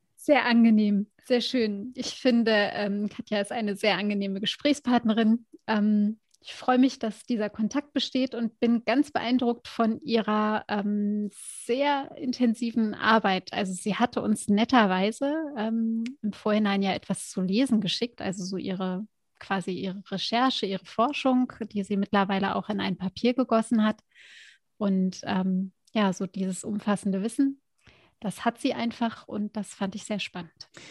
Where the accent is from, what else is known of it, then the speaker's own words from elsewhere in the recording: Germany; also born or lived in United States; als Deutsche